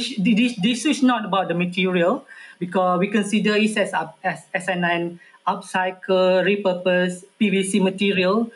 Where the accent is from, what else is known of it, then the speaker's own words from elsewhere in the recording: Malaysia; as a Malaysian